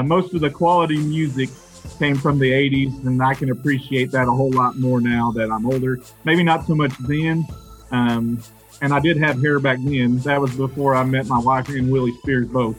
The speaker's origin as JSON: {"language": "English", "country": "United States", "tie": "born or raised there", "said": "I grew up an hour and a half from Oklahoma State"}